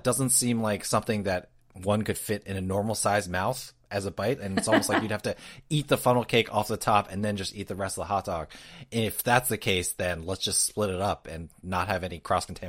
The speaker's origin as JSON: {"language": "English", "country": "United States", "said": "And I know as an American who is not lactose intolerant"}